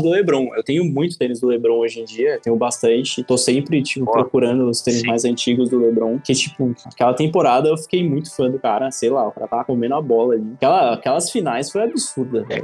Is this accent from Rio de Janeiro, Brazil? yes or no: no; São Paulo, Brazil; eu nasci e fui criado na Zona Leste